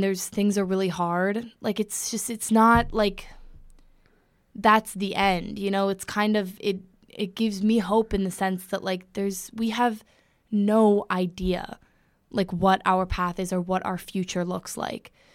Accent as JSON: {"language": "English", "town": "Los Angeles", "region": "California", "country": "United States", "moved": "as an adult", "lives_now": "Connecticut, United States", "said": "I'm from Los Angeles, California"}